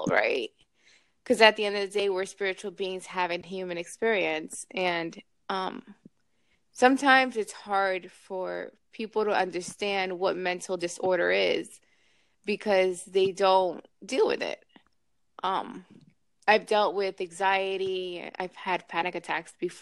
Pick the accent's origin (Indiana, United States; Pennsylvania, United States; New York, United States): New York, United States; now in Miami, United States; I'm from New York originally